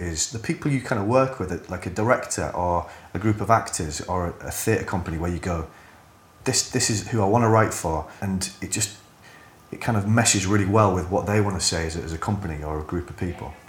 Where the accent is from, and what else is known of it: Hull, Yorkshire and the Humber, United Kingdom